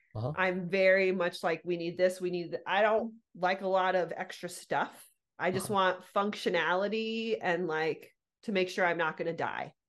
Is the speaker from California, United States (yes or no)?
yes; Southern California, United States; born or raised there